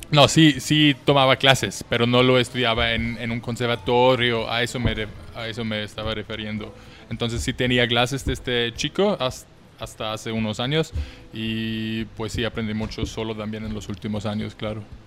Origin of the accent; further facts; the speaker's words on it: Vienna, Austria; moved away as an adult; now in Mexico; Yo soy de Austria, de Viena, es la capital de mi país